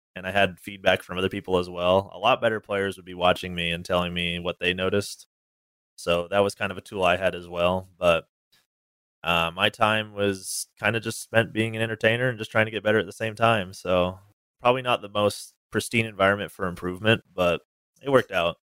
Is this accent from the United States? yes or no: yes; Northern California, United States; also born or lived in Washington; now in Southern California, United States; I originally grew up in Northern California, but I moved to Washington, um, for college